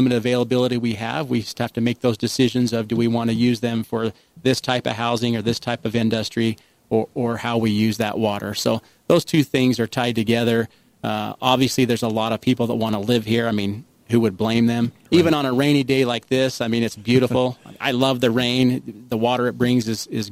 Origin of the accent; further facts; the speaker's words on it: St. George, Utah, United States; I'm a St. George kid, Andy. I grew up here in St. George back in at a time when we were about 7,500 people.